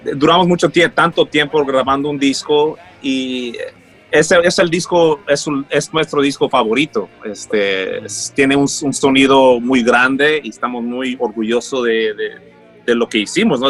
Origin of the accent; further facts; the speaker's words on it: Los Angeles, California, United States; also born or lived in Colombia / Mexico; crecí en ese ámbito en Los Ángeles